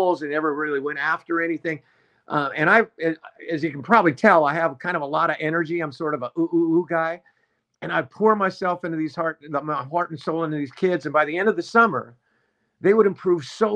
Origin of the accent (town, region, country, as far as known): Los Angeles, California, United States; born or raised there